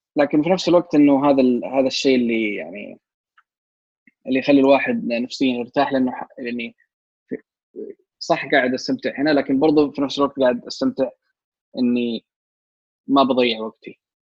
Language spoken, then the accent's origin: Arabic; Saudi Arabia; في عندنا جامعه الكترونيه سعوديه